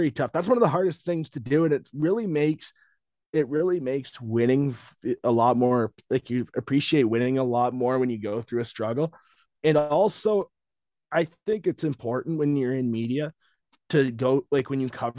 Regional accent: London, Ontario, Canada; me growing up around the London Knights

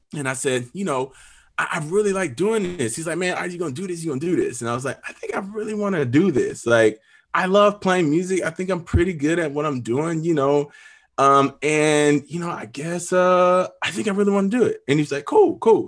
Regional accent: Pensacola, Florida, United States; now in Nashville, United States; I'm from Pensacola, Florida. Uh, I'm the youngest of six kids, very musical family. Uh, grew up pastor's kid

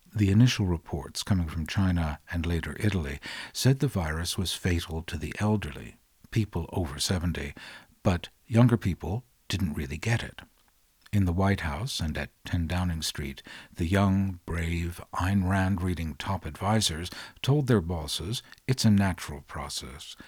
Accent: London, United Kingdom; As a Londoner, I'm gonna tell you

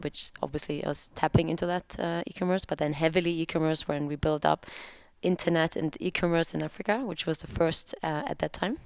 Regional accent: Hamburg, Germany; moved away as an adult; also born or lived in Munich / Berlin; when I was 20 years old and I moved from Hamburg, my hometown, to Munich

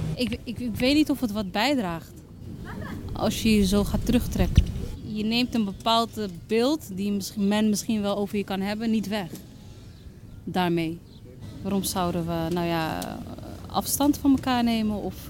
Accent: Amsterdam, North Holland, Netherlands; ik ben zelf geboren in Amsterdam-Oost

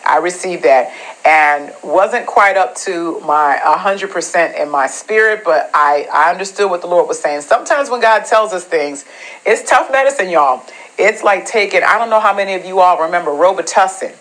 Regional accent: New England, United States; I'm from New England, so you know we get we get pretty brutal winters

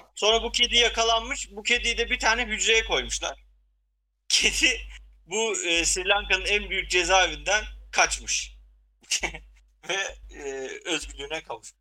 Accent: Ardahan, Turkey; bir Ardahanlı olarak e, bizim köyden de ara ara böyle haberler gelir zaten.

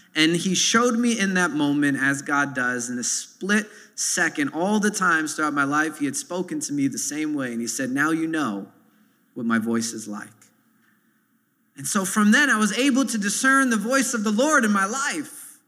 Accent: New York City, New York, United States; growing up in Sunset Park here in this neighborhood

